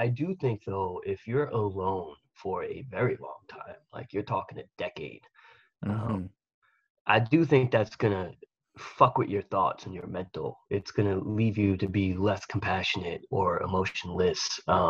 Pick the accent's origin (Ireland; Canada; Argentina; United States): United States; New York City, New York; we're from Staten Island.